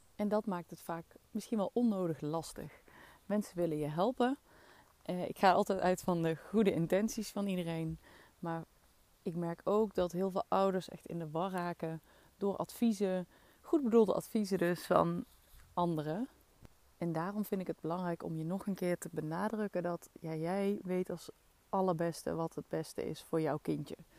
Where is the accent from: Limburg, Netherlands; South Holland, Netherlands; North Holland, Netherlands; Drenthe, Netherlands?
Limburg, Netherlands; Maasbree; accent: soft G; Venlo dialect; moved away; Ik kom oorspronkelijk uit Limburg, uit een dorpje in de buurt van Venlo, Maasbree. En ik spreek dus echt dialect